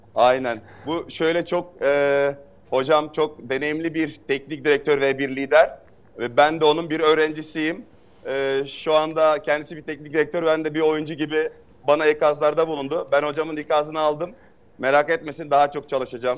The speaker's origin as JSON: {"language": "Turkish", "region": "Hatay", "country": "Turkey", "said": "ben bir Hataylı olarak"}